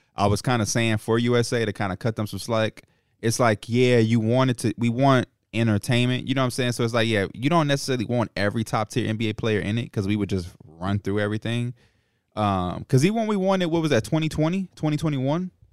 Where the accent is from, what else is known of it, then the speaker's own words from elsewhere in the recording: Chicago, Illinois, United States; as a Chicagoan who competed against Ja, Jabari Parker